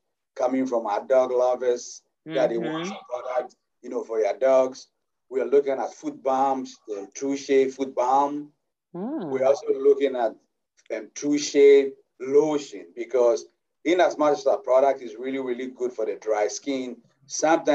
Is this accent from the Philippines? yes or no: no; Ghana; moved away as an adult; now in United States; as you can hear from my accent, I'm originally from Ghana